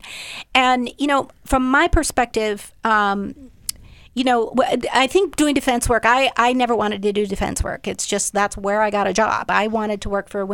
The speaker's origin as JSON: {"language": "English", "region": "Minnesota", "country": "United States", "also_born_or_lived": "Boston", "moved": "as an adult", "said": "I came from Minnesota."}